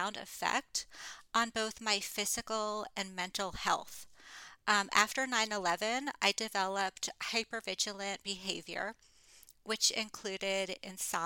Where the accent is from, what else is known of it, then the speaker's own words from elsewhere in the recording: Fort Lauderdale, Florida, United States; moved away as an adult; I moved back to my hometown of Fort Lauderdale, Florida